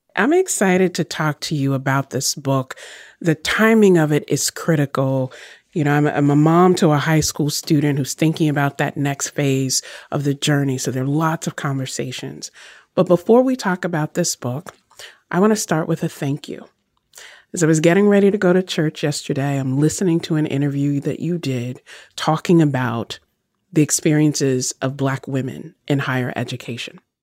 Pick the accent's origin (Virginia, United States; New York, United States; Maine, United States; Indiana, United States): Virginia, United States; I grew up in Virginia